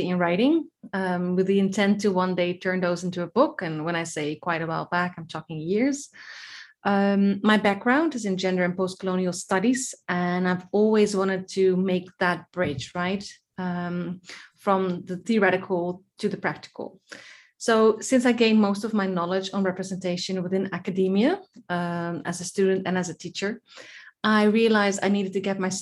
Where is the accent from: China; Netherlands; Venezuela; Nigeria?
Netherlands; moved away as an adult; now in Cyprus; I was born and raised in the Netherlands by a Dutch mom and a Scottish dad, but I currently live in Cyprus